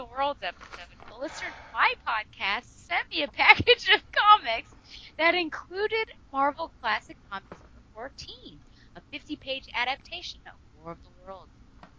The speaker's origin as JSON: {"language": "English", "country": "United States", "said": "I am an American and I was not born in the 80s"}